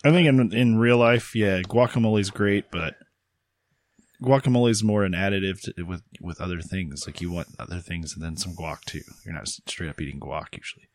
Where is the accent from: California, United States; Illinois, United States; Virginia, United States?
Illinois, United States; Champaign; my hometown